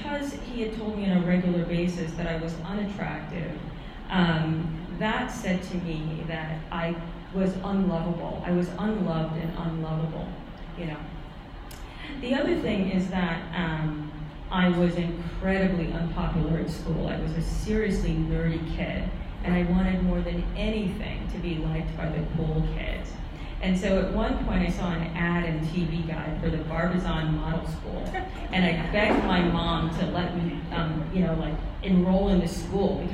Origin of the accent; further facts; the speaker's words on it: New York City, New York, United States; I grew up in Manhattan, it's very expensive